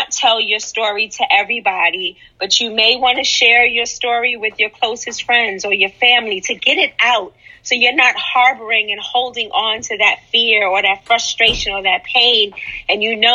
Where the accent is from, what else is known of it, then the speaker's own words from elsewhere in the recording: New York City, New York, United States; I'm from Harlem